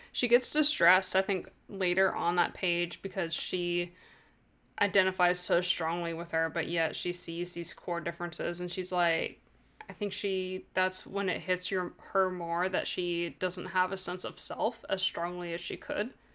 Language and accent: English; United States; I'm American.